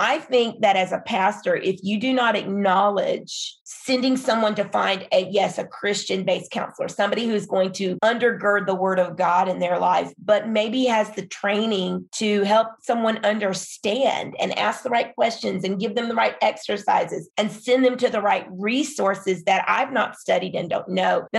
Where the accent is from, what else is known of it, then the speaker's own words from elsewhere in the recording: Philippines; when I was growing up in the Philippines as a missionary kid